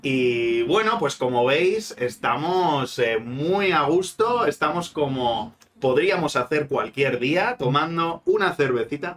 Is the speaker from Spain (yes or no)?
yes; Spain; como buenos españoles que somos